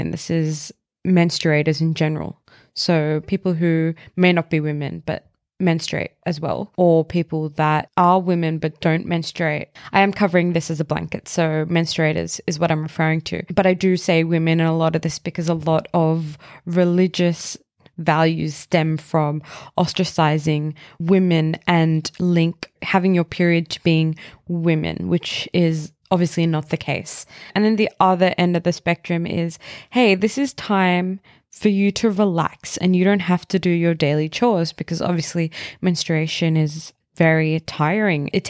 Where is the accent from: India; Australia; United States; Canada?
India; I'm Indian, so this is my personal experience.